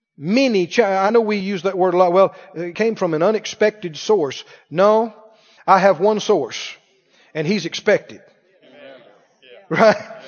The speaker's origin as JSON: {"language": "English", "region": "Mississippi", "country": "United States", "tie": "born or raised there", "also_born_or_lived": "Arkansas", "moved": "yes", "lives_now": "Missouri, United States", "said": "where I grew up in Mississippi"}